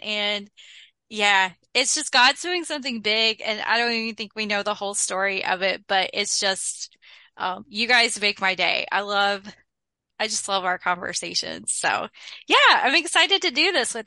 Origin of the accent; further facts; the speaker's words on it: North Carolina, United States; I am from North Carolina